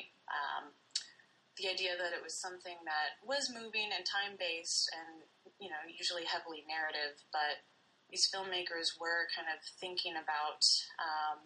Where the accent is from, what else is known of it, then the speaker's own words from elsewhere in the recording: Lincoln, Nebraska, United States; moved away as an adult; also born or lived in Washington State / Tacoma, Washington; now in Bloomington, Indiana, United States; I grew up in Lincoln, Nebraska. I was born out in Washington State